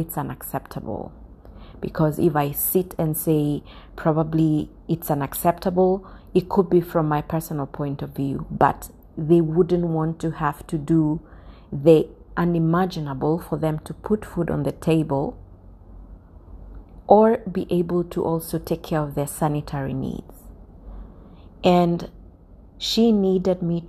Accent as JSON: {"language": "English", "country": "Kenya", "said": "Kenya, my home country"}